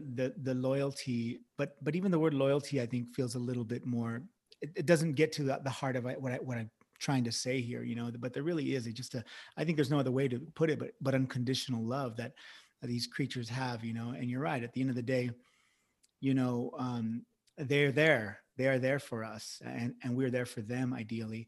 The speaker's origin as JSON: {"language": "English", "region": "Central California", "country": "United States", "tie": "born or raised there", "said": "when I was a young boy growing up in the Central California area"}